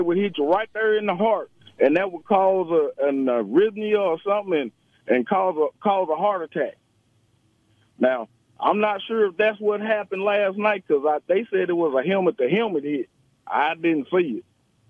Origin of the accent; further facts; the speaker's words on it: the South, United States; accent: Southern; I'm going to talk with my Southern accent.